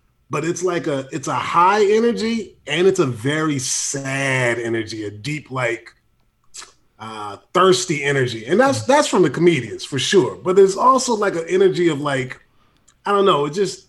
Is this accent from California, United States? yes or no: yes; San Francisco, California, United States; I'm from San Francisco and whatnot.